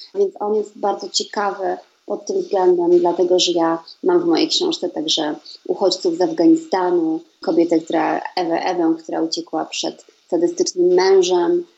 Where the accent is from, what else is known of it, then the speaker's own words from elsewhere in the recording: Poland; moved away as an adult; now in Sweden; z Polski pochodzę